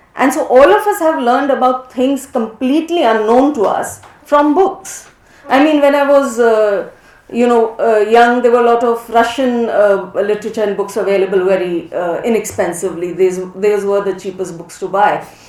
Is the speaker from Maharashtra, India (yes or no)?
no; Rajasthan, India; I grew up a lot in Western India, mainly Rajasthan